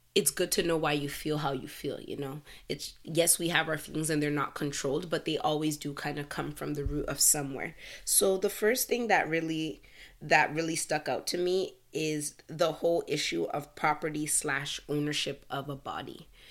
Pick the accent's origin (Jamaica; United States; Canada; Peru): Canada; I'm Canadian. I was born in Canada